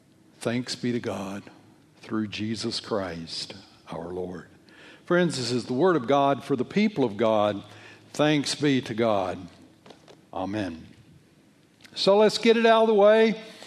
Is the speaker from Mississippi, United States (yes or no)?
no; Alabama, United States; Well, it comes from Switzerland. I come from Alabama.